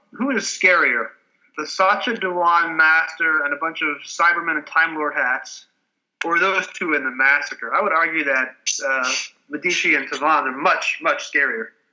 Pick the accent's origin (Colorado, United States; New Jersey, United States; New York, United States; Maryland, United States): New York, United States; New York suburbs, United States; I grew up in the New York suburbs in a suburb that was half Catholic, half Jewish.